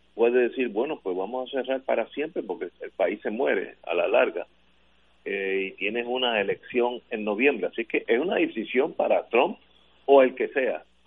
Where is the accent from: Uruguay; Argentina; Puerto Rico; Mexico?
Puerto Rico; San Juan; yo, como soy sanjuanero, viejo sanjuanero